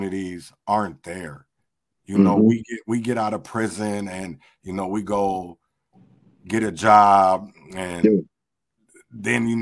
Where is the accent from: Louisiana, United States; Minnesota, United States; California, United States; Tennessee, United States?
Minnesota, United States; Rochester; there's so many people that I grew up with in Rochester